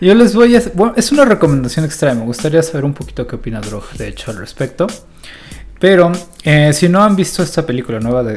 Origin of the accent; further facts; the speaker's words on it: Mexico; como mexicano